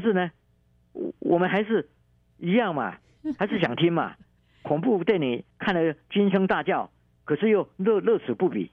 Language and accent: Chinese; Taiwan; 我们台湾话叫做铁齿的 T K